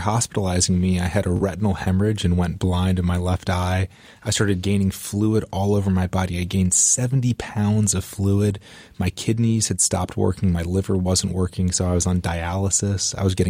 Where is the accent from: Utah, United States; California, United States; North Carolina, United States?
North Carolina, United States; Raleigh; So I grew up in Raleigh, North Carolina, and playing football, and my dream of playing college football was really all I could think about growing up.